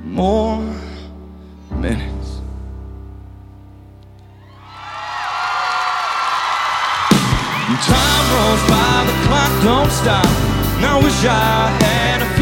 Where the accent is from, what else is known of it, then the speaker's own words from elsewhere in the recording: Raleigh, North Carolina, United States; where I grew up in Raleigh